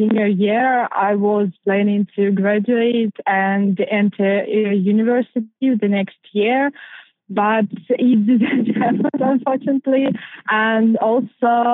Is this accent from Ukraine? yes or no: yes; Chernihiv, Chernihiv Oblast, Ukraine; moved away as an adult; also born or lived in Krakow, Poland; I came from Chernihiv. It's a beautiful town located in the north of Ukraine